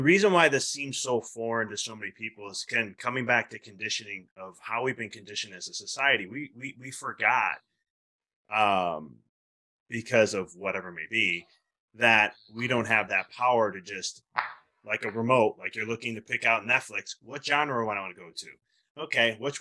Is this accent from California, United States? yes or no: no; Chicago, Illinois, United States; moved away; I'm originally from Chicago